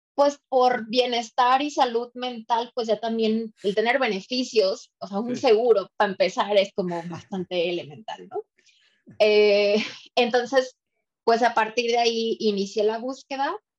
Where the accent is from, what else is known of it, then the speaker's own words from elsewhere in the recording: Ciudad Valles, San Luis Potosí, Mexico; moved away as an adult; also born or lived in Monterrey; now in Mexico City, Mexico; Soy de Valles y ah, terminé la carrera en Valles y de ahí me fui a San Luis a trabajar